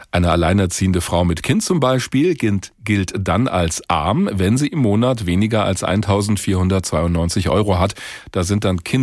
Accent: Hesse, Germany

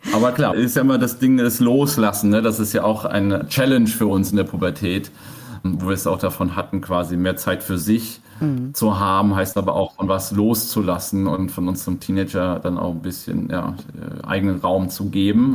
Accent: Germany; Ich bin auf dem Dorf groß geworden

